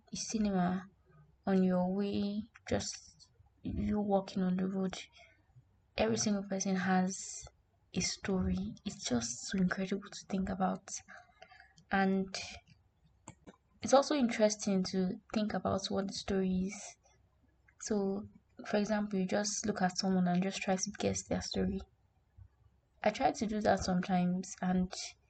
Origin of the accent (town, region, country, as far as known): Nigeria